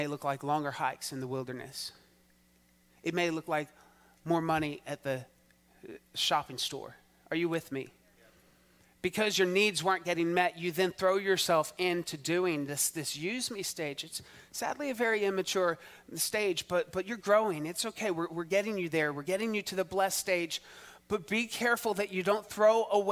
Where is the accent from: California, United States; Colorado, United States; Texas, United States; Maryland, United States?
Texas, United States; as a Texan